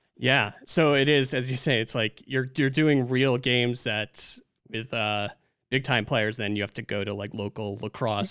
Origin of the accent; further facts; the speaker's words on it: Demarest, New Jersey, United States; the same town I grew up in in Demarest, New Jersey